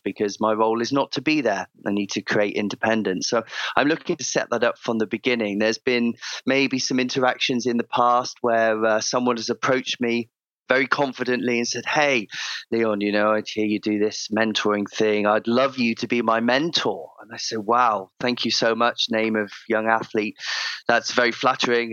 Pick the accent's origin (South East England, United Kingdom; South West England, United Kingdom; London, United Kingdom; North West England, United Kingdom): South West England, United Kingdom; Cheltenham; moved away; I grew up in uh, in the Cotswolds, uh, Cotswold area of uh, of the of the UK. So uh, a small town called Cheltenham Spa, right in the centre of uh, of Gloucestershire